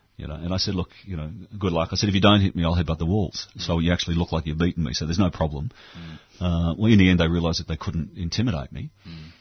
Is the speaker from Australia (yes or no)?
yes; Australia; I'm from Australia